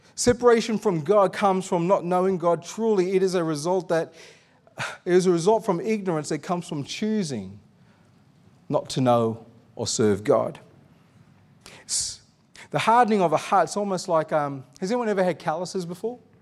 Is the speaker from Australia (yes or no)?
yes; Australia